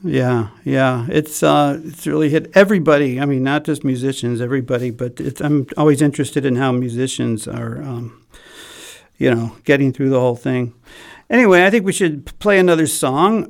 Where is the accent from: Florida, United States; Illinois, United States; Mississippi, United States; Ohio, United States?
Illinois, United States; Chicago; I'm from Chicago